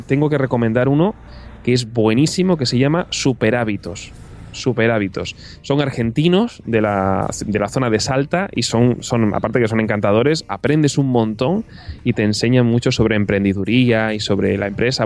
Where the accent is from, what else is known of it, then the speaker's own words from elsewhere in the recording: Córdoba, Andalusia, Spain; also born or lived in Castellón; now in Barcelona, Spain; Nací en Castellón y pasé gran parte de la infancia en Córdoba